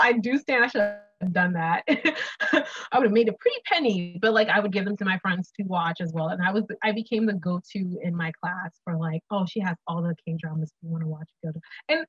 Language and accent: English; Ghana; I'm Ghanaian as well. I grew up in Ghana.